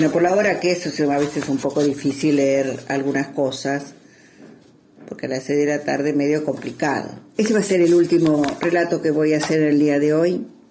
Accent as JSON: {"language": "Spanish", "region": "Buenos Aires", "country": "Argentina", "said": "soy de Buenos Aires"}